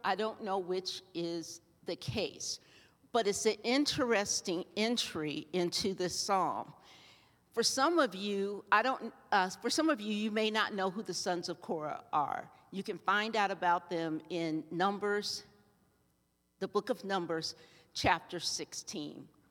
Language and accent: English; Ohio, United States; now in Colorado, United States; I grew up in Ohio